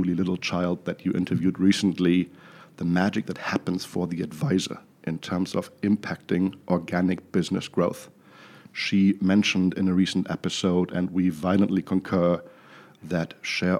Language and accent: English; Düsseldorf, North Rhine-Westphalia, Germany; moved away; also born or lived in New York City; I hail from Düsseldorf, Germany, in case you're wondering where the funny accent is from